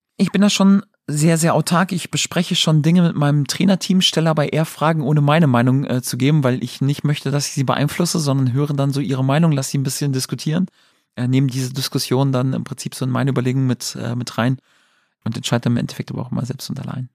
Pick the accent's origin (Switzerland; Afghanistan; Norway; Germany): Germany; Wilhelmshaven, Lower Saxony; Ich als Fan in meiner Heimatstadt